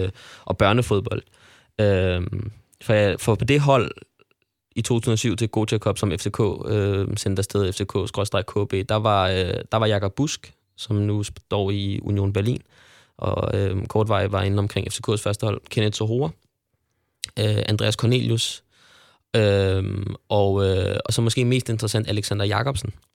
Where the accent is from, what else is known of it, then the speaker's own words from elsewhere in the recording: Frederiksberg, Capital Region of Denmark, Denmark; jeg voksede op på Frederiksberg og spillede i Frederiksberg Boldklub FB